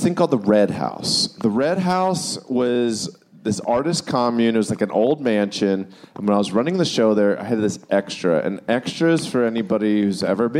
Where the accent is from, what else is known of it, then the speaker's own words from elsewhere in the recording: Maryland, United States; growing up in Maryland, in York, Pennsylvania, which is right across the border